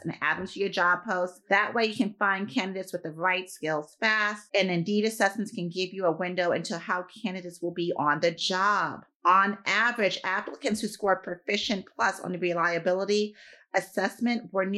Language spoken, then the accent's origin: English; New York, United States; I'm a New Yorker